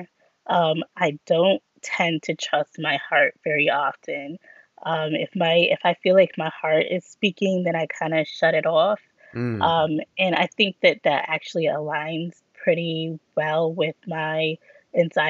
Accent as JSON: {"language": "English", "town": "Grand Rapids", "region": "Michigan", "country": "United States", "said": "I'm from Grand Rapids, Michigan."}